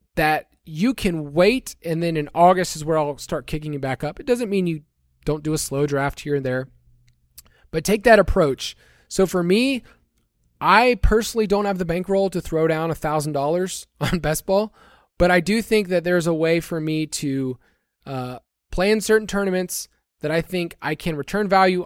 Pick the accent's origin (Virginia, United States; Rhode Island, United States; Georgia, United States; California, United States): Georgia, United States; Atlanta; moved away as an adult; growing up in the South, I lived there almost thirty-five years